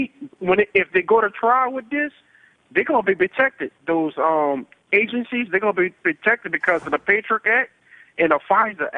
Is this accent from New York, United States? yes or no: no; New Orleans, Louisiana, United States; I'm from New Orleans